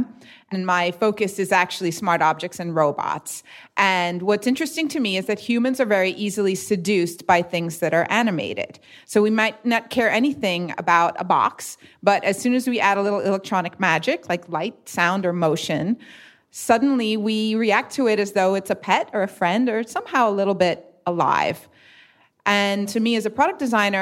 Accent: New York City, New York, United States; now in Philadelphia, United States; I'm from New York City originally, but I live in Philly now.

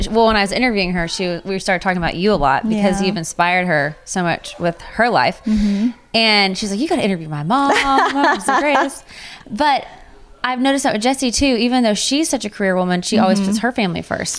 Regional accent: Texas, United States; I'm from Texas.

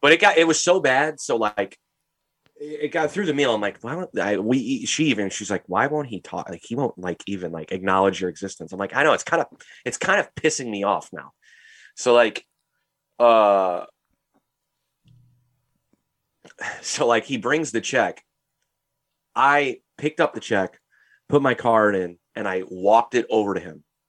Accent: St. Louis, Missouri, United States; we're from Saint Louis, Missouri

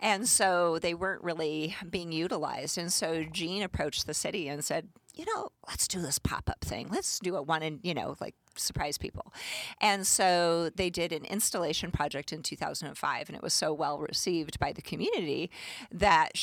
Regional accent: Whitefish, Montana, United States; moved away as an adult; also born or lived in Arizona / Great Falls, Montana; I grew up in Whitefish, but I lived in Arizona for about 20 years.

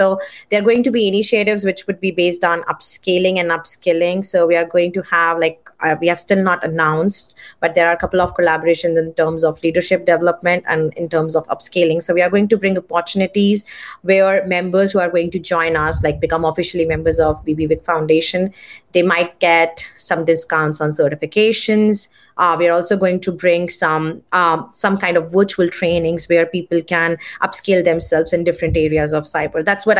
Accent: India; And I know, like, because I come from India, I know how many people they enroll for master programs.

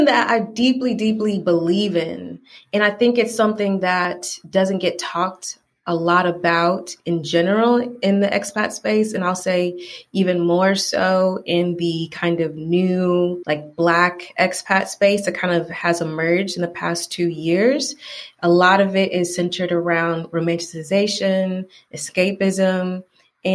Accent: Atlanta, Georgia, United States; moved away as an adult; now in Valencia, Spain; I am from Atlanta

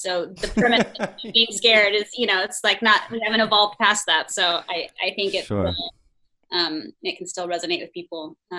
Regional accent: Dallas area, North Texas, United States; I am from North Texas, from the Dallas area. My parents are divorced, but they lived in different areas outside of Dallas, and then I went to SMU, which was in Dallas.

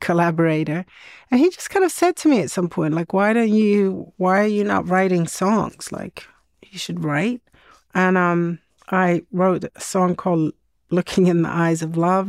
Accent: Sweden; growing up in Sweden in the 70s

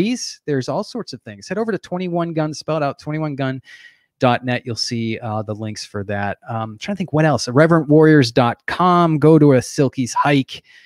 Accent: New Hampshire, United States; I grew up in New

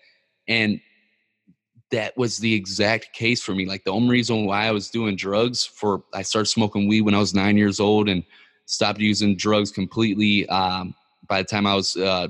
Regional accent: Ferguson, Missouri, United States; growing up in Ferguson, Missouri

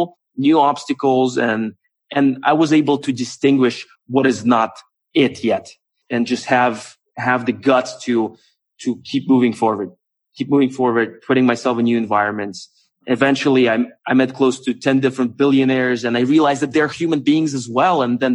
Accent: Moscow, Russia; moved away as an adult; also born or lived in United States / California; I grew up in Moscow

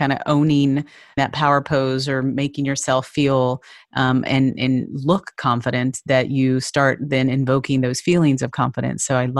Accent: Texas, United States; being a Texas native.

